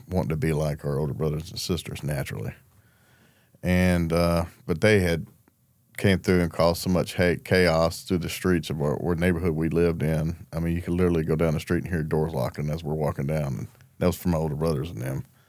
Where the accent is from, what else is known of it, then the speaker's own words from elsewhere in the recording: Gravel Ridge, Arkansas, United States; I'm from Grab Ridge, Arkansas. It's a small town right outside of Little Rock